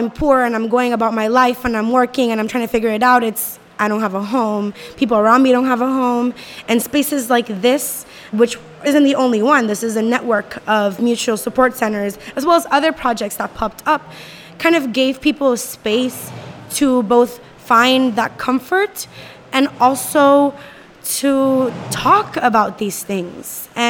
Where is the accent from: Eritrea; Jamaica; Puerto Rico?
Puerto Rico; San Juan; I am from Rio Piedras, Puerto Rico